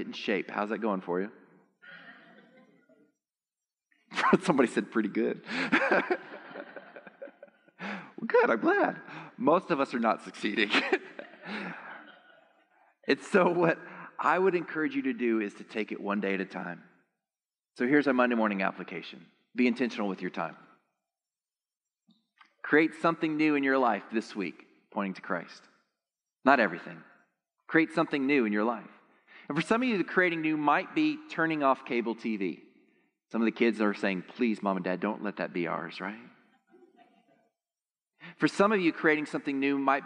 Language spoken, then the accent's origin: English; Texas, United States; I'm actually from Texas